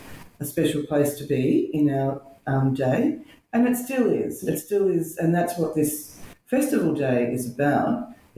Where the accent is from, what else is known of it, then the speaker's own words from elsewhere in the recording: Healesville, Victoria, Australia; I grew up in Healesville, born here in 1961